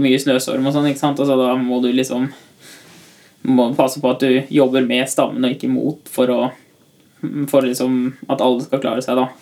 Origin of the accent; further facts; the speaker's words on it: Tynset, Innlandet, Norway; kommer fra Tynset.